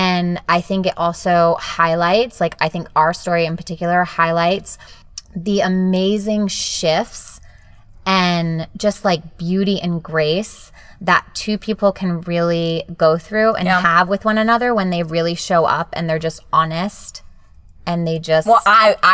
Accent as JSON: {"language": "English", "region": "São Paulo", "country": "Brazil", "also_born_or_lived": "Japan / Maryland", "first_language": "Japanese", "second_language": "English", "lives_now": "Los Angeles, United States", "said": "I come from Sao Paulo, Brazil."}